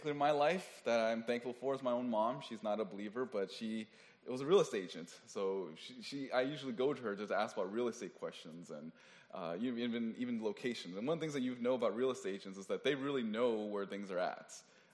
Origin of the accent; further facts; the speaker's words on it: Oakland, California, United States; I'm from Oakland